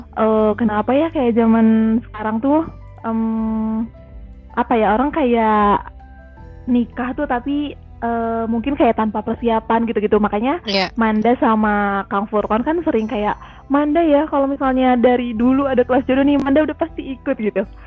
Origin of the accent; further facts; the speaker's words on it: Ciamis, West Java, Indonesia; moved away as an adult; now in Bandung, Indonesia; aku aslinya dari Ciamis, jadi bukan orang mm. Bandung asli.